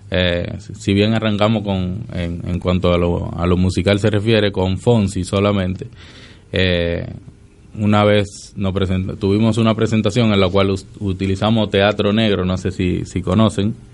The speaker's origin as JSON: {"language": "Spanish", "country": "Dominican Republic", "moved": "yes", "lives_now": "Argentina", "said": "aunque tengo eh, bastante tiempo ya viviendo aquí, pero no soy no soy argentino, soy de República Dominicana. Pero vivo acá hace bastante y algunas cosas se me pegaron"}